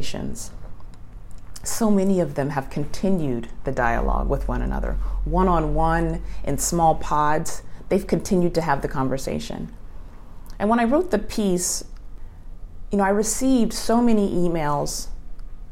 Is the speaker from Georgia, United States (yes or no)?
no; Los Angeles, California, United States; I'm from Los Angeles